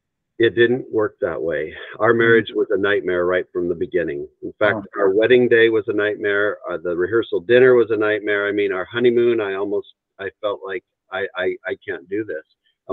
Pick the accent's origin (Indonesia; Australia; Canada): Canada; Three Hills, Alberta; born there; I was born in Canada, up in a little town called Three Hills, Alberta, Canada.